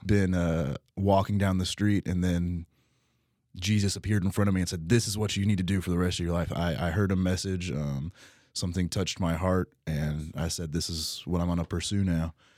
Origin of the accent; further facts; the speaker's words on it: Utica, Kentucky, United States; also born or lived in Texas; now in Owensboro, United States; I grew up in Utica, went to, uh, school out in Texas for a few years